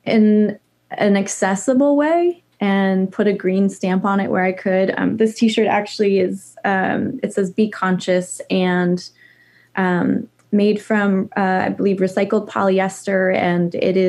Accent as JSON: {"language": "English", "region": "Idaho", "country": "United States", "tie": "born or raised there", "also_born_or_lived": "California / Montana / New York City", "moved": "as an adult", "said": "we moved from California to Montana and then Idaho because my dad was a ski bum and loved being outside. And so we grew up in the mountains"}